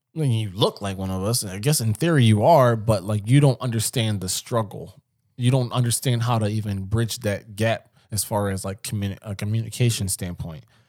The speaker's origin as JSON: {"language": "English", "town": "Philadelphia", "region": "Pennsylvania", "country": "United States", "tie": "born or raised there", "said": "somebody I grew up with in West Philly"}